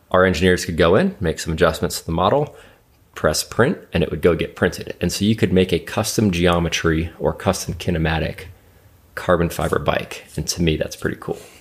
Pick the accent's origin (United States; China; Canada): United States; Alaska; moved away; I'm from Alaska originally.